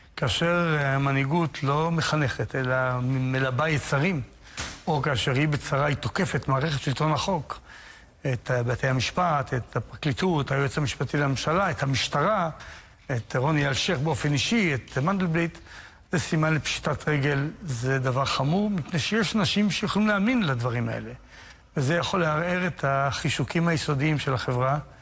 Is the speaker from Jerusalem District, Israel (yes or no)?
yes; Jerusalem, Jerusalem District, Israel; אנחנו היינו ירושלמים